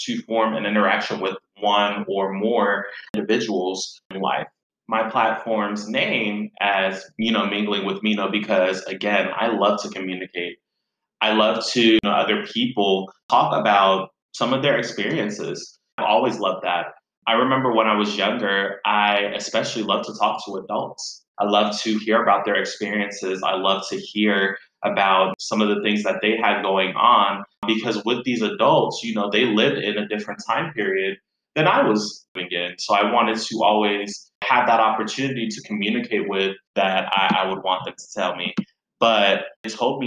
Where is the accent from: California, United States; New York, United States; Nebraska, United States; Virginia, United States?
Virginia, United States; Virginia Beach; moved away as an adult; now in Chicago, United States; I grew up in Virginia Beach just before I moved to Chicago.